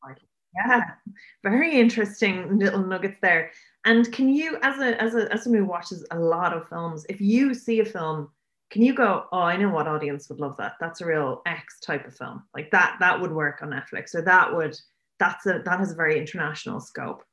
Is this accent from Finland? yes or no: no; Cork, Munster, Ireland; moved away; I'm from Cork